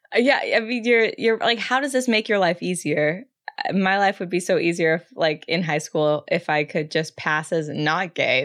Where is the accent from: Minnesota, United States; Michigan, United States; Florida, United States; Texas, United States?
Texas, United States; San Antonio; I'm from San Antonio, Texas, where he is from. I'm Mexican